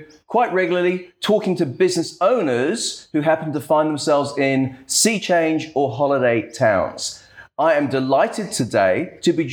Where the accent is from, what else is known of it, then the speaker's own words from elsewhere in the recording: Perth, Western Australia, Australia; also born or lived in Queensland; now in Yamba, Australia; I was originally from Perth as well